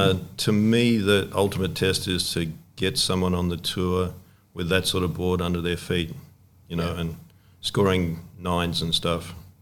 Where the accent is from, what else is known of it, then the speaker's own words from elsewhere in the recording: Australia; to do a good job as an Australian board maker and make a board that went well in Hawaii.